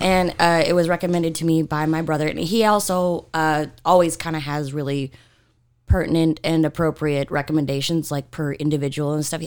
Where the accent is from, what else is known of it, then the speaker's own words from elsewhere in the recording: Utah, United States; I'm from Utah.